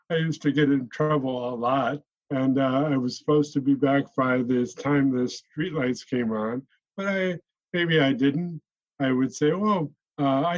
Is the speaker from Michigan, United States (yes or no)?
yes; Flint, Michigan, United States; also born or lived in Grand Blanc, Michigan; I was raised in Flint, Michigan, and I went to school in Grand Blanc, Michigan.